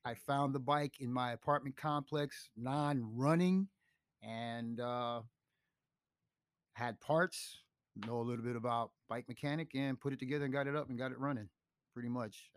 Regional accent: New York City, New York, United States; also born or lived in Chicago / Clermont, Florida; now in Tampa, United States; since I was from New York, the Bronx

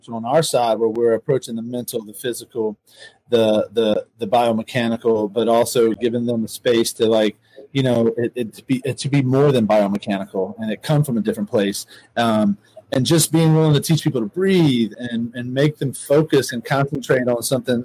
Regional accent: New Orleans, Louisiana, United States; I grew up in New Orleans

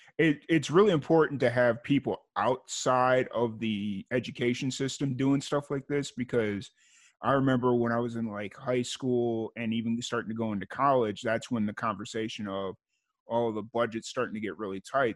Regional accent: Lansing, Illinois, United States; I grew up in Lansing, Linwood, Chicago Heights area.

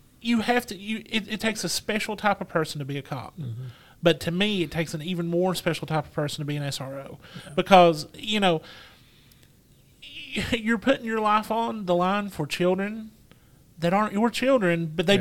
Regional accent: Wheelwright, Kentucky, United States; Wheelwright because that's my hometown too.

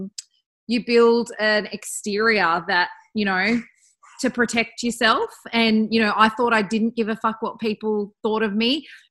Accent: Bathurst, New South Wales, Australia; now in Perth, Australia; I was back in Bathurst in my hometown.

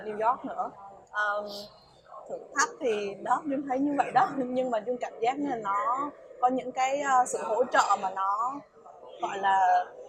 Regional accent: Vietnam; mình là người Việt Nam

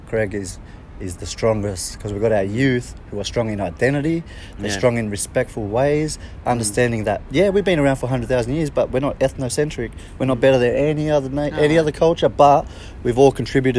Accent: Australia; Australia, like, I'm proud Australian too

